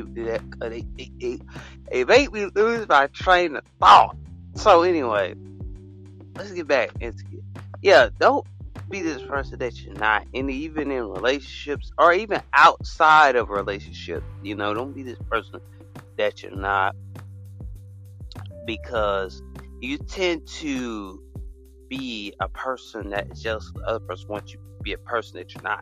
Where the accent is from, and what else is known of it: United States